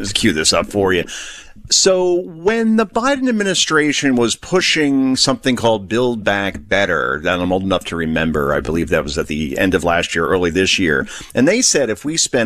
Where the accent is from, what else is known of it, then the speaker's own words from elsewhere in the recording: New York City, New York, United States; I grew up with in New York City